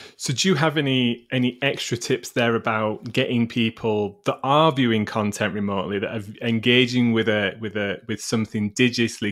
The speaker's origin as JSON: {"language": "English", "town": "Sheffield", "region": "Yorkshire and the Humber", "country": "United Kingdom", "tie": "born or raised there", "said": "Sheffield, which is my hometown"}